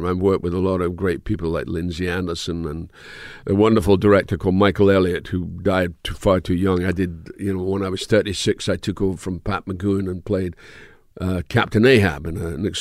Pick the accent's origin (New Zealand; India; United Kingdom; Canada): United Kingdom; Dundee, Scotland; moved away; I grew up in Dundee